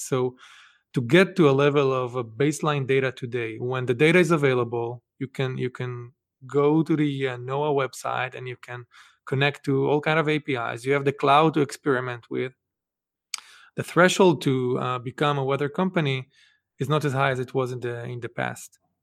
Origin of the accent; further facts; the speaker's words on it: Israel; moved away as an adult; now in Boston, United States; I grew up actually in Israel